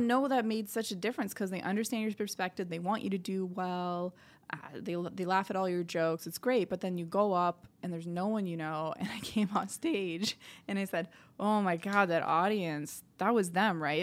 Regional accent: Sudbury, Ontario, Canada; moved away as an adult; now in Montreal, Canada; we moved out to Sudbury, Ontario, and I was there for, like, twenty years, and, yeah, it's a, it's a great place to grow up

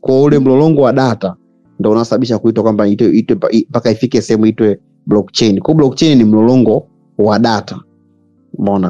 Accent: Tanzania; sisi ni watanzania

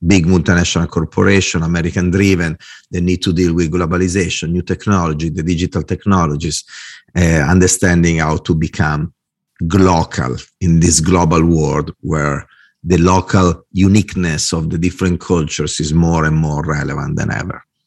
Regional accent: Italy; English is a second language; moved away as an adult; also born or lived in Milan / Dublin; I'm a designer, I'm Italian

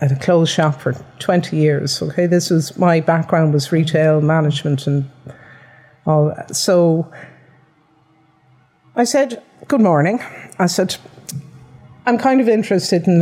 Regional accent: Dublin, Leinster, Ireland; now in Limerick, Ireland; I'm originally from Dublin

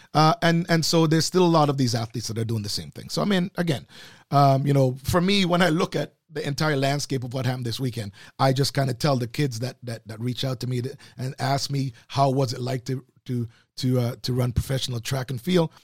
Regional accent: Canada; as a Canadian

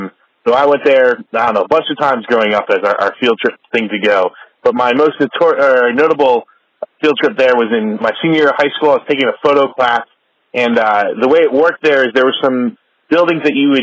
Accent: Mount Olive, New Jersey, United States; now in Rockaway, United States; I live in Rockaway, New Jersey now, but I grew up in Mount Olive, New Jersey in western Morris County.

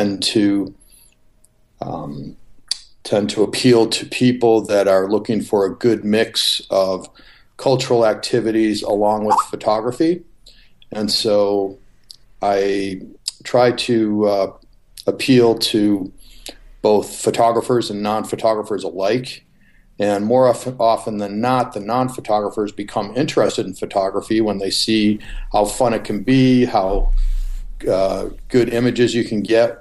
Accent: Chicago, Illinois, United States; moved away; also born or lived in Newport Beach, California; Chicago, my hometown.

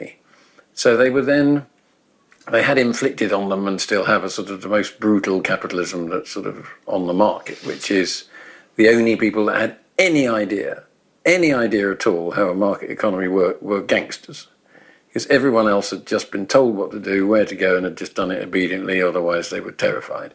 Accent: England, United Kingdom; I was growing up in England, you know, or Britain

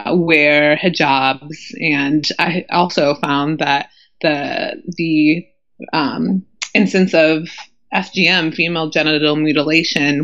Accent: United States; moved away; my home country, the U.S.

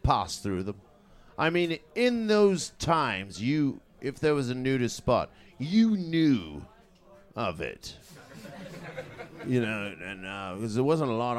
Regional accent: Canada; also born or lived in Trinidad and Tobago; now in London, United Kingdom; born in Trinidad and Tobago, and then moved to Canada as a small boy, and grew up on a farm there, and then moved to the United Kingdom, and lived in London mainly ever since.

